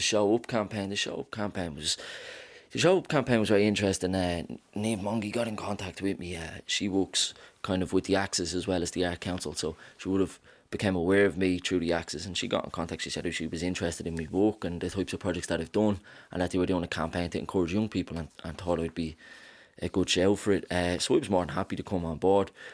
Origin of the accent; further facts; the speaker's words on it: Dublin, Leinster, Ireland; I'm from Ballymun